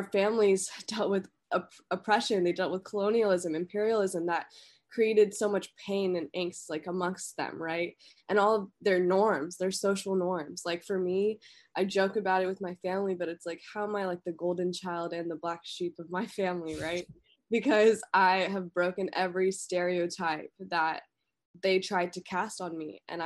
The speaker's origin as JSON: {"language": "English", "country": "United States", "tie": "born or raised there", "also_born_or_lived": "India", "said": "I'm an American. Like, I'm an American citizen. I was raised here"}